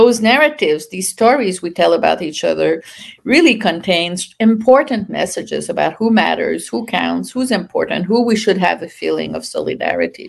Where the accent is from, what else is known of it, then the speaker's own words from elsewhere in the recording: Canada; also born or lived in France; now in United States; I'm Canadian. I moved to the US in early 80s from France, where I had done my PhD